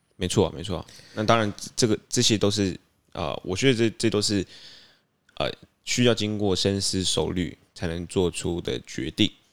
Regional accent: Tainan, Taiwan; 我们是台南人

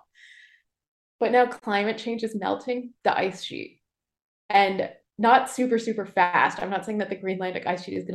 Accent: Toronto, Ontario, Canada; moved away as an adult; also born or lived in New York / Yellowknife; I grew up in Toronto

